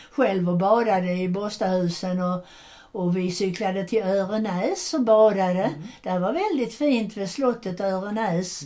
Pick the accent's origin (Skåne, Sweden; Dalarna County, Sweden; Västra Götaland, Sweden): Skåne, Sweden; Landskrona; när tåget kom till Landskrona så kom alla mammor och systrar och pappor och hämtade sina barn